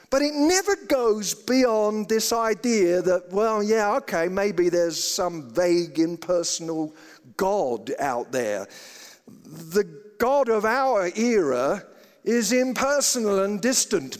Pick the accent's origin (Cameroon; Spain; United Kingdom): United Kingdom; now in Colorado, United States; I grew up in Britain and I always thought I was a Christian